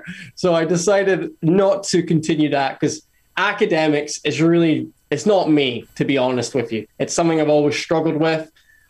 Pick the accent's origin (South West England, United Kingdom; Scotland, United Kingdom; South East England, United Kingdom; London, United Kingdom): Scotland, United Kingdom; Aberdeen; also born or lived in Glasgow; Yeah, I'll try and reply as quickly as you asked. Aberdeen, went to Glasgow